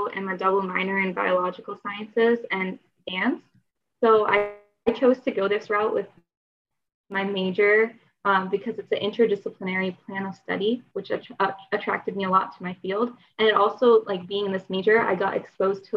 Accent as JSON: {"language": "English", "town": "Ashburn", "region": "Virginia", "country": "United States", "moved": "yes", "said": "I'm from Ashburn, Virginia."}